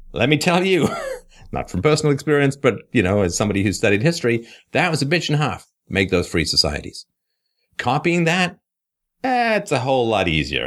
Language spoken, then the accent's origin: English; England, United Kingdom; moved away; also born or lived in Canada; it's thirty-eight years since I left England